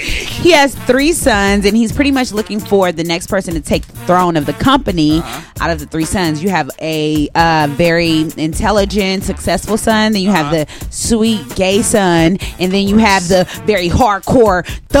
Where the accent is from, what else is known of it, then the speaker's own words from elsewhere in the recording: California, United States; That's how you know I'm from Cali.